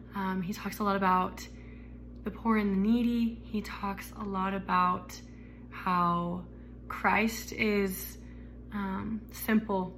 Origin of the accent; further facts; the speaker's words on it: Arizona, United States; I was raised in Arizona.